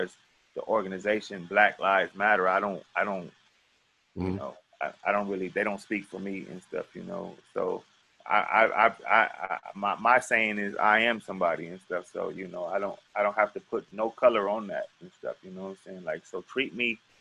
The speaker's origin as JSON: {"language": "English", "town": "Los Angeles", "region": "California", "country": "United States", "tie": "born or raised there", "moved": "yes", "said": "I went to Manual Arts right there on King in Vermont"}